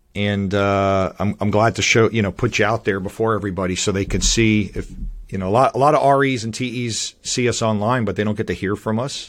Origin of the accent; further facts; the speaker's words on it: Miami, Florida, United States; moved away as an adult; also born or lived in Northeast United States; now in North Carolina, United States; I grew up in Miami, Florida, I went to school in, in Hollywood, Florida